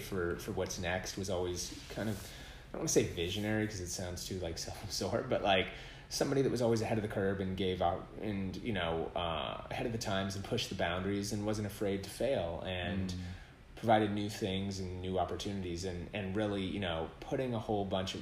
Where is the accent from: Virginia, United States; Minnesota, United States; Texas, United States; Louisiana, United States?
Minnesota, United States; Minneapolis; now in Los Angeles, United States; I grew up in Minneapolis and being